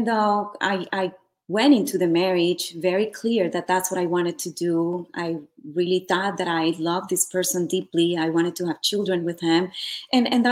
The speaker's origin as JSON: {"language": "English", "country": "Colombia", "also_born_or_lived": "Santa Monica, Los Angeles, United States", "moved": "as an adult", "lives_now": "Los Angeles, United States", "said": "I am originally from Colombia. I moved here to Los Angeles, actually Santa Monica. Back in 97, I believe that's what it was. So at a very young age, I was about 21 years old."}